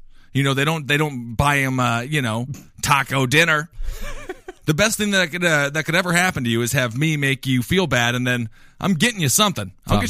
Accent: Midwest, United States; I'm from the Midwest. It's a disconnected place from the world.

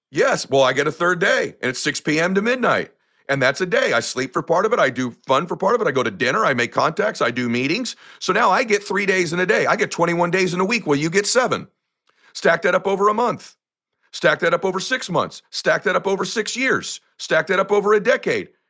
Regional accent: United States; I come from lower middle class America.

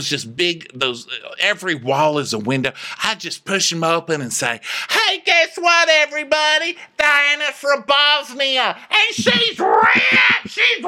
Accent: Laredo, Texas, United States; I mean, do I say that I'm from Laredo, Texas 10 times a day?

